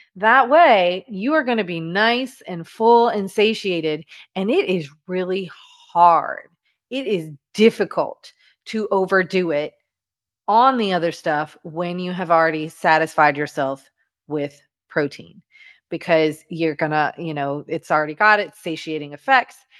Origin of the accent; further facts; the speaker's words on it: Louisiana, United States; I'm from Louisiana